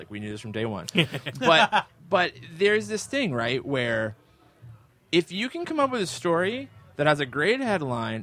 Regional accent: Barrie, Ontario, Canada; I grew up in Barrie

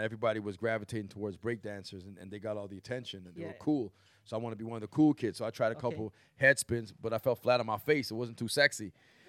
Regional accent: Toronto, Ontario, Canada; also born or lived in North York; North York was like Don Mills and Shepherd for a while, then deeper into Scarborough after that.

